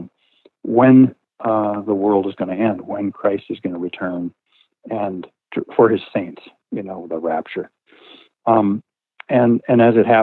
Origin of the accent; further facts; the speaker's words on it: Midwest, United States; I grew up in the Midwest, in a very religious environment